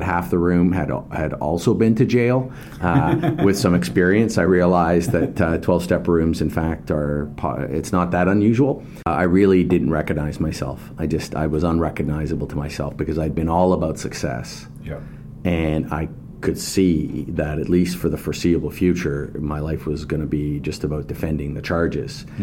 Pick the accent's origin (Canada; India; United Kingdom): Canada; West Coast; I born and raised in the West Coast.